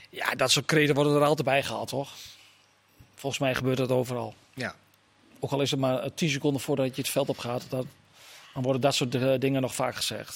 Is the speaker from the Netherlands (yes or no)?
yes; Haaksbergen, Overijssel, Netherlands; in mijn geboortedorp Haaksbergen